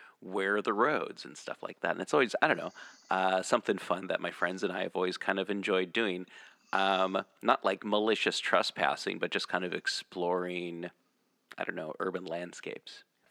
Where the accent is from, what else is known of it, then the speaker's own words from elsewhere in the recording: Portland, Oregon, United States; growing up in Portland metro area.